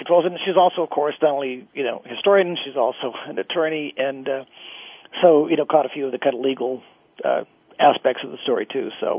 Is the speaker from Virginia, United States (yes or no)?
no; Arizona, United States; Actually, I was born and raised in Arizona.